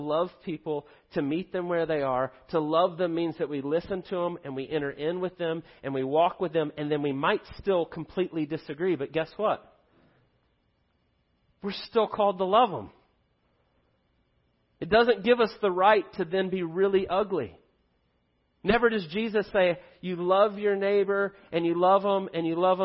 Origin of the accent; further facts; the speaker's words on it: United States; We are blessed beyond belief to live in the United States